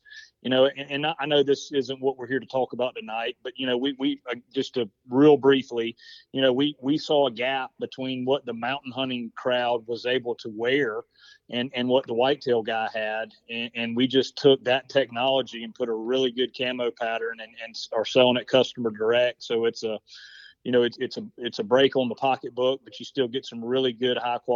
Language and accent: English; South Carolina, United States; born and raised in South Carolina, live in Columbia, South Carolina.